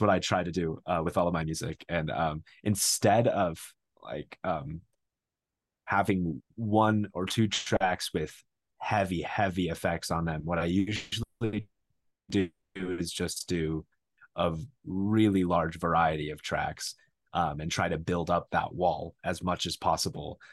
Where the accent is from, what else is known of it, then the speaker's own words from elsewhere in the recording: Phoenix, Arizona, United States; now in Flagstaff, United States; I grew up in Phoenix, and then I moved here, uh, for, for college